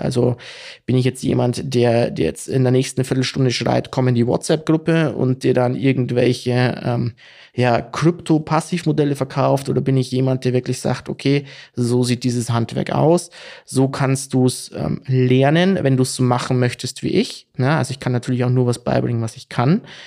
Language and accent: German; Bavaria, Germany; ich komme aus Bayern